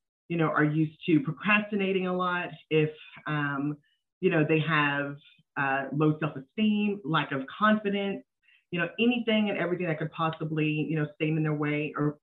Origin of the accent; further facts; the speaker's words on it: Dallas, Texas, United States; also born or lived in Philadelphia, Pennsylvania; We live in Dallas, Texas, so we've been here pretty much forever